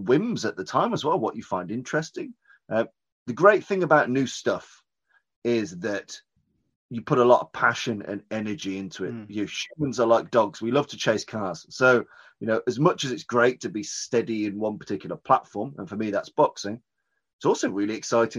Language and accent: English; Birmingham, West Midlands, United Kingdom; I'm from Birmingham, which is in the middle of the UK